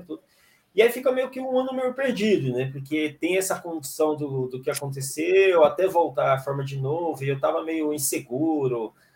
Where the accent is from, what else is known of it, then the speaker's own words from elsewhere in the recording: Fortaleza, Ceará, Brazil; sou natural de Fortaleza.